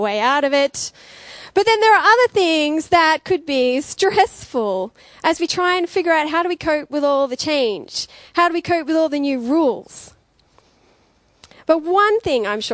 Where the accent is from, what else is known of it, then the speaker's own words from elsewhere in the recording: Dubbo, New South Wales, Australia; moved away as an adult; also born or lived in Queensland; now in Wollongong, Australia; So I grew up in the country. I grew up in Dubbo. So that was all my schooling.